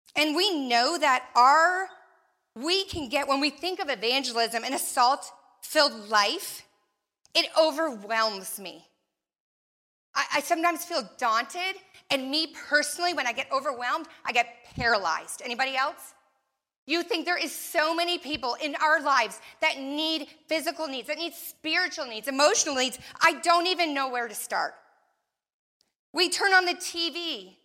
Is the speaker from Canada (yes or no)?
yes; Canada; moved away as an adult; also born or lived in Florida; I grew up in Canada